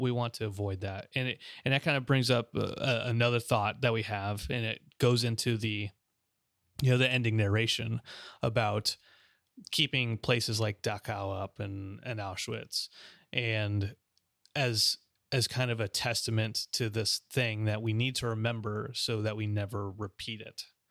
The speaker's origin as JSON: {"language": "English", "town": "Los Angeles", "region": "California", "country": "United States", "tie": "born or raised there", "also_born_or_lived": "Oklahoma City", "moved": "yes", "said": "my hometown, there used to, we used to have a Japanese concentration camp"}